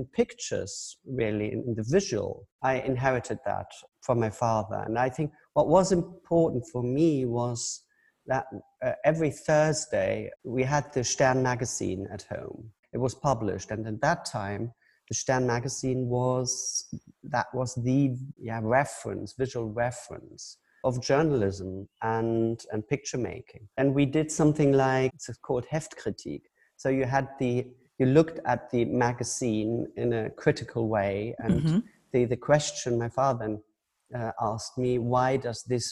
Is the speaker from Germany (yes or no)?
yes; Hamburg, Germany; now in Düsseldorf, Germany; I grew up in Hamburg, in north of Germany